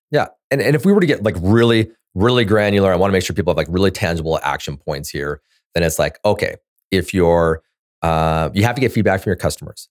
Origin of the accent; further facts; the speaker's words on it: Canada; I'm a Canadian